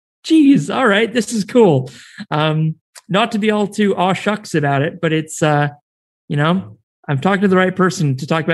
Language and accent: English; United States; accent: American; now in New Zealand; Under my American accent, I'm half Kiwi, and I have a lot of family and roots here